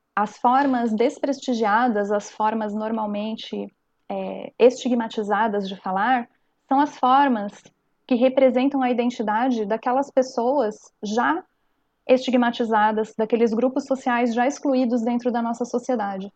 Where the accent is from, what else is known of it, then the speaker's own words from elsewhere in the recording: coast of Santa Catarina, Brazil; accent: cantado do peixeiro / manezinho; nós aqui no litoral de Santa Catarina temos o cantado, o nosso cantado é, do peixeiro, como é conhecido na região do Vale do Itajaí, ou do manezinho